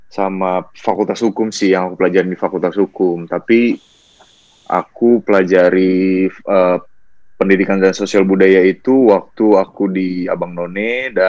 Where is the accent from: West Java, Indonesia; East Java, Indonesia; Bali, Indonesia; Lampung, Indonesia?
West Java, Indonesia; Bekasi; now in Jakarta, Indonesia; Enggak, aku asli Bekasi, Bekasi